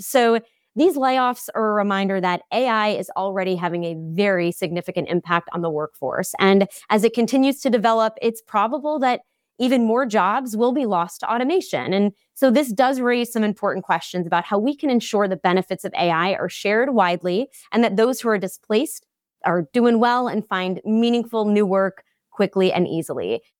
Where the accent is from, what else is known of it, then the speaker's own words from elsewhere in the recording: Long Island, New York, United States; I'm also from Long Island, New York